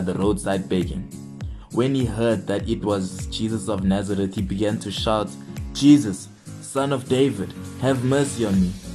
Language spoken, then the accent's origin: English; Johannesburg, Gauteng, South Africa; I'm from Johannesburg, South Africa.